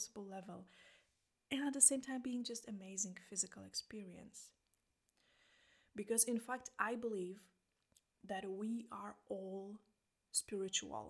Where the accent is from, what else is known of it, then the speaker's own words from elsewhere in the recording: Poland; English is a second language; now in Iceland; I'm from Poland. I live in Iceland